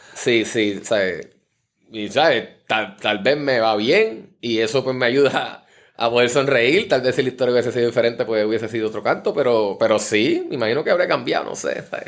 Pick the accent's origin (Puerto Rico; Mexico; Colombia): Puerto Rico; San Juan; also born or lived in Comerío, Puerto Rico; nos criamos acá en Río Piedra. Mi papá cuando empezamos a estudiar decidió mudarse, para acá, para que estuviéramos por acá en San Juan.